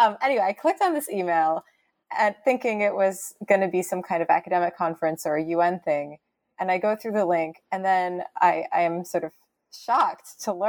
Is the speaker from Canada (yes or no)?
yes; Canada; I had always assumed, oh, I'm Canadian, like we're just like Americans, but a little further north.